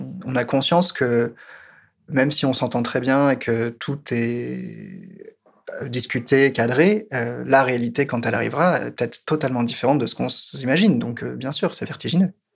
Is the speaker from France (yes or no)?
yes; France; je suis français